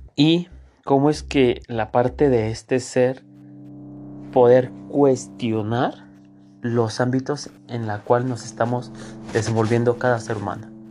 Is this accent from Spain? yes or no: no; Mexico; nosotros como mexicanos